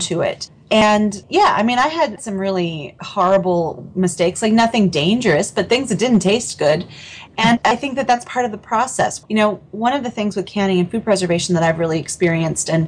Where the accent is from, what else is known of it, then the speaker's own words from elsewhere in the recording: Portland, Oregon, United States; I grew up in Portland, Oregon